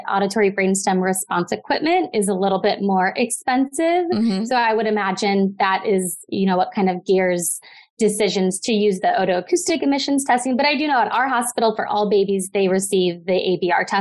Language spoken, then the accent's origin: English; Midwest, United States; moved away as an adult; also born or lived in Southern California; now in Los Angeles, United States; I grew up in the Midwest and have been out in Southern California for the last 5 years.